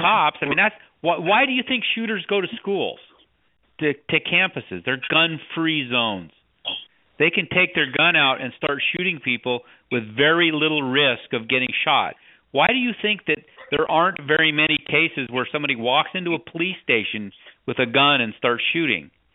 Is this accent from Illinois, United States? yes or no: no; Wyoming, United States; I grew up in Wyoming